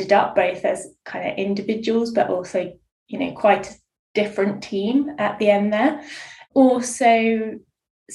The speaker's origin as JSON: {"language": "English", "town": "Bournemouth", "region": "South West England", "country": "United Kingdom", "also_born_or_lived": "Guildford", "moved": "yes", "lives_now": "Hampshire, United Kingdom", "said": "I'm originally from Bournemouth"}